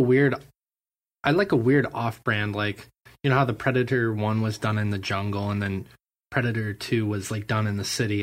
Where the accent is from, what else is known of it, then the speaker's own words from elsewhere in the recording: Montana, United States; I'm also from Montana